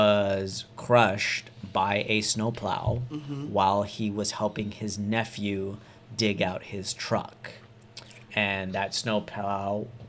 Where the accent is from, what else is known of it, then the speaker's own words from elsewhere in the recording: Modesto, California, United States; Modesto, California.